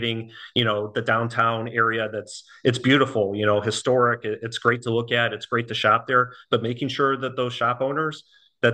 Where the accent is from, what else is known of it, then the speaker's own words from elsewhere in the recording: Buffalo Grove, Illinois, United States; moved away as an adult; now in Florida, United States; I'm born and raised in the Chicago area. I'm from Buffalo Grove